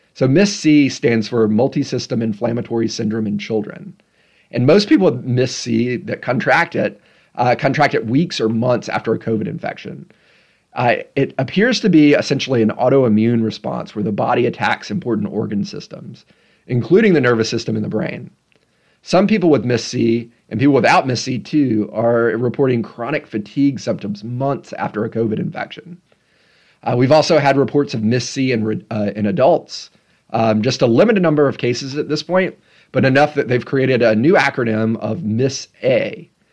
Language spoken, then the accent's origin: English; Tennessee, United States; also born or lived in Memphis; my home state of Tennessee